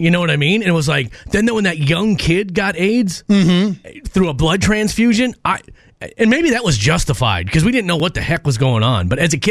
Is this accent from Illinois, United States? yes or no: no; Minnesota, United States; I grew up in Minnesota.